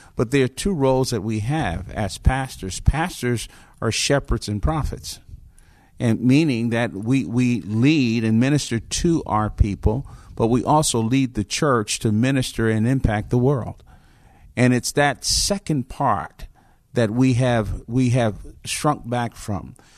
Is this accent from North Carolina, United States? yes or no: no; Newark, New Jersey, United States; now in Roswell, United States; I was born and raised in Newark, New Jersey in the fifties